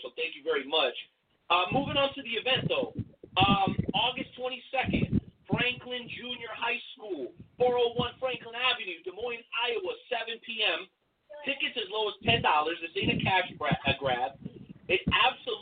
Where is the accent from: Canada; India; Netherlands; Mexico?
Mexico; I'm a Mexican cat. I was born in Mexico